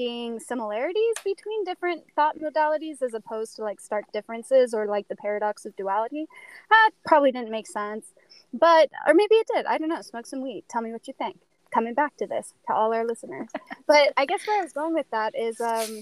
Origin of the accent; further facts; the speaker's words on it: Utah, United States; I'm from Utah